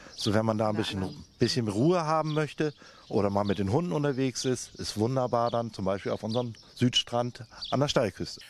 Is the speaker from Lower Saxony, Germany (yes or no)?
no; Grömitz, Schleswig-Holstein, Germany; also born or lived in Burg auf Fehmarn; Geboren bin ich in Burger Fehmarn, bin also eigentlich ein Fehmaraner, aber dann schon gleich mit drei, vier, fünf Monaten dann schon nach Grömitz gekommen und hier aufgewachsen